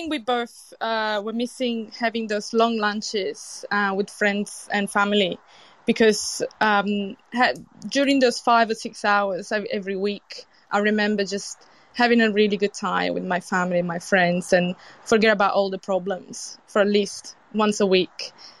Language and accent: English; Italy; accent: Italian; English is a second language; also born or lived in United Kingdom; now in Australia; Well, when I first got here, some people were telling me that my accent is so British. And they couldn't really understand me, which, I mean, I'm honoured to have a British accent when, you know, I lived in UK for so long.